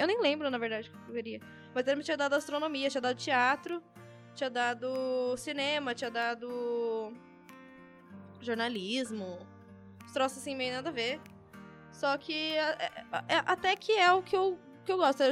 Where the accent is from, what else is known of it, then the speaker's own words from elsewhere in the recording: São Paulo, Brazil; a gente é de São Paulo